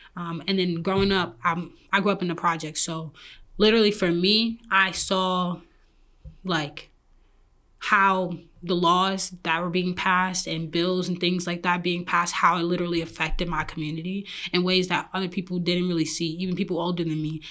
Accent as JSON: {"language": "English", "town": "New York City", "region": "New York", "country": "United States", "moved": "as an adult", "lives_now": "Detroit, United States", "said": "I'm originally from Brooklyn, New York"}